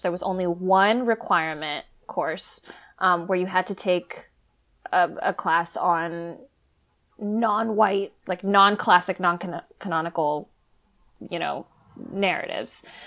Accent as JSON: {"language": "English", "town": "Los Angeles", "region": "California", "country": "United States", "tie": "born or raised there", "also_born_or_lived": "Boston / England", "moved": "as an adult", "said": "I grew up in America, um, you know, in the sixty-six again, which is predominantly Asian."}